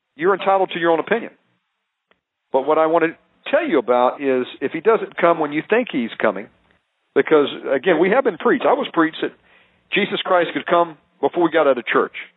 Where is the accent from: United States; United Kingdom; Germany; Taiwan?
United States; I'm American